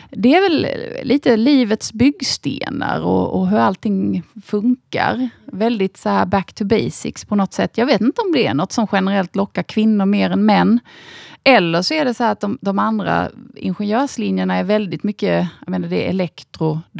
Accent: Osby, Skåne, Sweden; en eh, liten by som heter Osby. Ja. Eh, hade en väldigt eh, fridfull och trevlig uppväxt där.

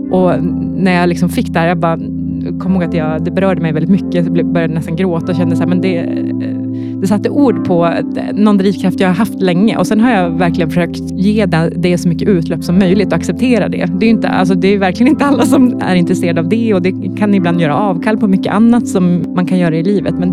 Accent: Norrland, Sweden; accent: Norrland; jag tycker att jag pratar ganska mycket rikssvenska, men så, när jag hör inspelat så hör jag att jag har min starka norrländska som kommer fram.

